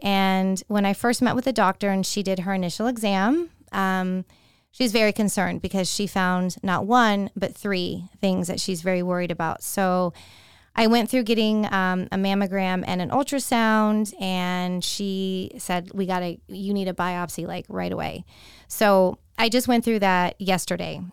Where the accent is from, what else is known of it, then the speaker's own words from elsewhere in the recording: San Francisco Bay Area, California, United States; now in Tampa, United States; born and raised in the San Francisco Bay Area